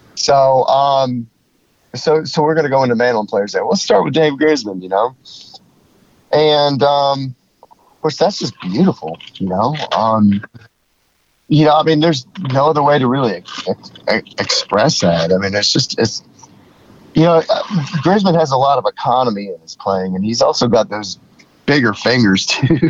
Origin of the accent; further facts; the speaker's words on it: Charlotte, North Carolina, United States; he and I grew up together in Charlotte